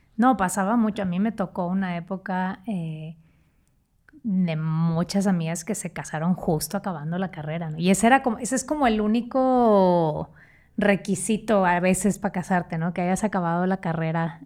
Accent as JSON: {"language": "Spanish", "town": "San Pedro Garza García", "region": "Nuevo León", "country": "Mexico", "tie": "born or raised there", "also_born_or_lived": "Monterrey", "moved": "as an adult", "lives_now": "Mexico City, Mexico", "said": "yo crecí en San Pedro"}